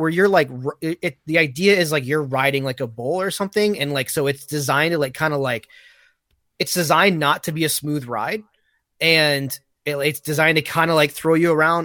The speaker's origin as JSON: {"language": "English", "region": "Michigan", "country": "United States", "said": "I'm, I'm from Michigan"}